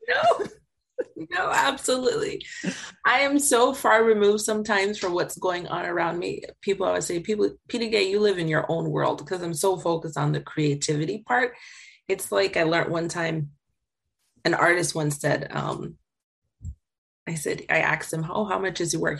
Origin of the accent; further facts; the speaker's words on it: Jamaica; I grew up in Jamaica